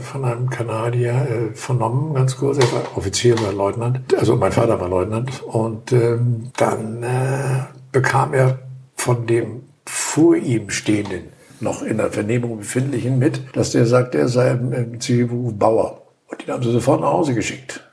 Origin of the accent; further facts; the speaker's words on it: Hamburg, Germany; moved away as an adult; now in Wendland, Germany; wir kommen aus der Region, wir sind in Hamburg aufgewachsen, haben da gewohnt, gelebt